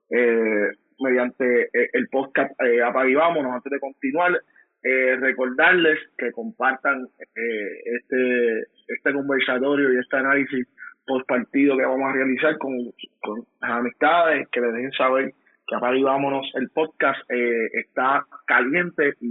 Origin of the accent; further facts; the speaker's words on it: Puerto Rico; Soy boricua antes que todo, me apasiona eh, el deporte, el deporte patrio